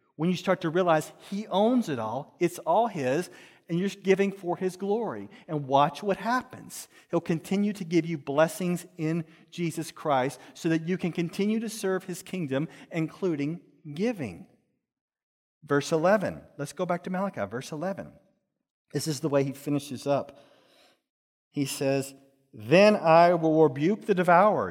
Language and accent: English; Dallas, Texas, United States; I grew up in Texas in a place called Dallas, in a certain place called Pleasant Grove.